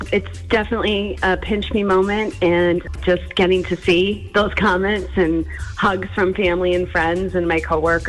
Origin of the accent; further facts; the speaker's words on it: North Pocono, Pennsylvania, United States; I grew up in North Pocono.